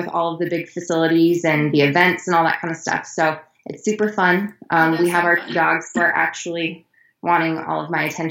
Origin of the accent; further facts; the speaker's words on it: Iowa, United States; moved away as an adult; also born or lived in Colorado; I am originally from Iowa. I was born and raised there